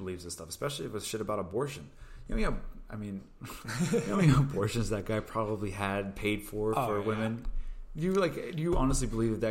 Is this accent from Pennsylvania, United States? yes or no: yes; Pennsylvania, United States; now in Los Angeles, United States; we're both from Pennsylvania